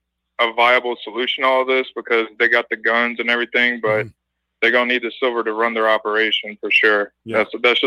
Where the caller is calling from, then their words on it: Oahu, Hawaii, United States; I'm calling from Oahu, Hawaii.